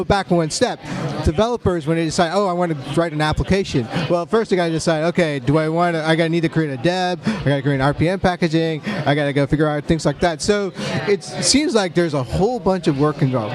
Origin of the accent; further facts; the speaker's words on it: Portland, Oregon, United States; I'm from Portland, Oregon